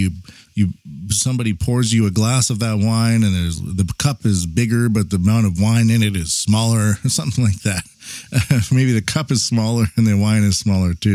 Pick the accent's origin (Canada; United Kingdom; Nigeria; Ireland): Canada; now in Japan; a Canadian living in Japan